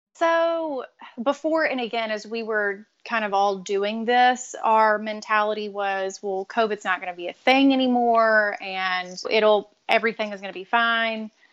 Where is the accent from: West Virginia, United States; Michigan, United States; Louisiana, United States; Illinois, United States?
Louisiana, United States; we're both from Louisiana